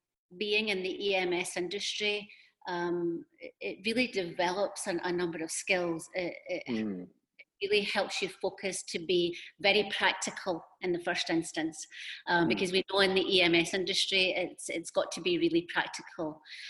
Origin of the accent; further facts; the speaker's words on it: Scotland, United Kingdom; moved away as an adult; also born or lived in United States / China / Singapore; and then I moved to the US from Scotland and did a lot of work there around really HR operations, and then into talent.